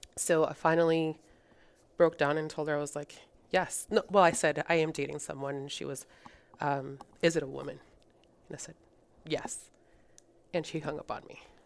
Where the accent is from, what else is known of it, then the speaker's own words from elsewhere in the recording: Rhode Island, United States; English is a second language; moved away as an adult; also born or lived in Colombia; now in Texas, United States; So I grew up in Rhode Island, and I'm currently living in Texas, so I've been here for the last five years.